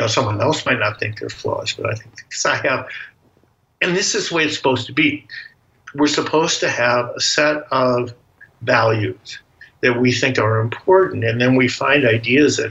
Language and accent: English; United States; I'm an American